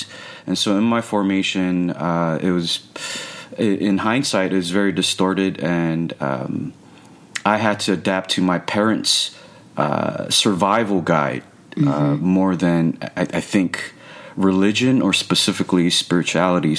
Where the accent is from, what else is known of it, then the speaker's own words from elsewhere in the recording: Los Angeles, California, United States; I'm born and raised in Los Angeles